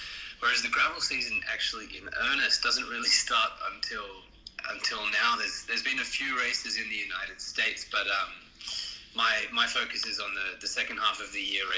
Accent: Australia; being Australian

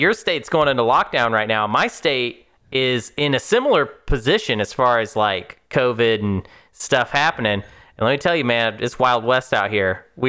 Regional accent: Madrid, Community of Madrid, Spain; I'm from Madrid. My family is some trees.

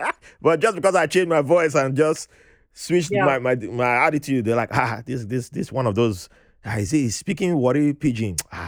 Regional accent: Jos, Plateau, Nigeria; now in Brooklyn, United States; I was born in Jos.

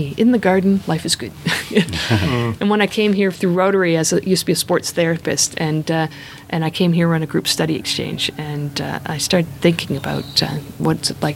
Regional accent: Canada; now in Australia; I am Canadian

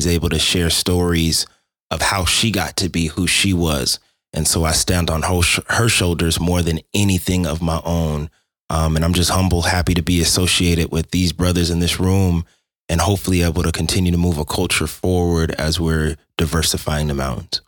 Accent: Denver, Colorado, United States; I'm from Denver, Colorado, more specifically an area called Park Hill, which was the inner city area of Denver up until the gentrification that has been happening within the last 15 years.

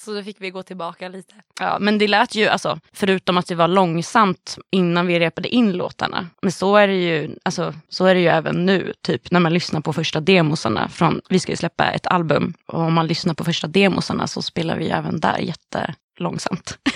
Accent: Västerås, Västmanland, Sweden; jag är från Västerås.

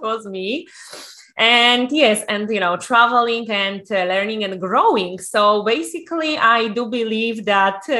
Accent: Poland; also born or lived in Ireland / United Kingdom; now in Spain; I'm originally from Poland, used to live in different countries in Ireland, in UK, and then moved to Spain.

